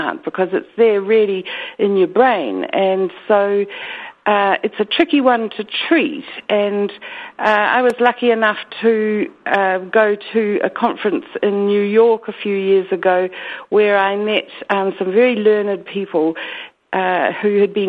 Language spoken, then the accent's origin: English; New Zealand; accent: Kiwi; your listeners can understand my weird Kiwi accent, so I'll try to be as clear as I can.